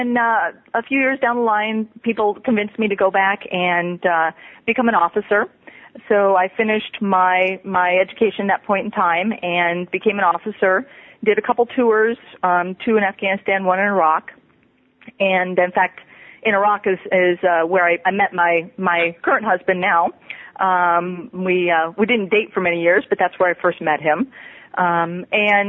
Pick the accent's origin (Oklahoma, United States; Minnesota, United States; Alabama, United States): Minnesota, United States; moved away as an adult; I grew up in Minnesota